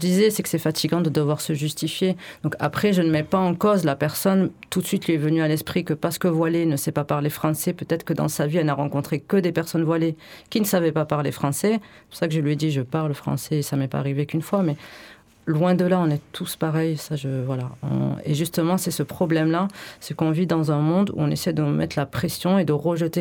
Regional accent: France; je suis née en France et j'ai fait des études et de lettres

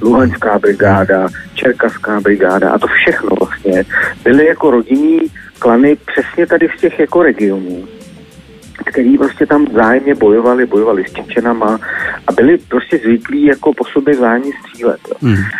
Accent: Czechia; jsme Češi

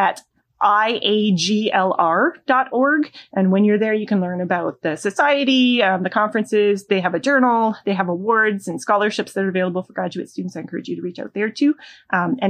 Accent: Canada; I am remiss in my duties as a Canadian.

